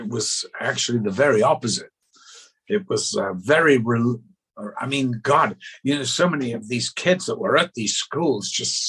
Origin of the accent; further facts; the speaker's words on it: the South, United States; accent: Northern; I went to a public school, there's the other joke, in the South. And so I had my Northern accent beaten out of me very early when I was 11.